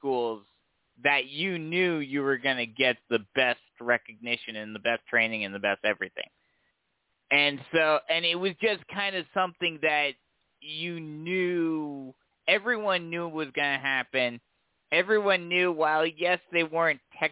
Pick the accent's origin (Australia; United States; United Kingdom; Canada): United States; New Jersey; now in South Carolina, United States; I grew up in Jersey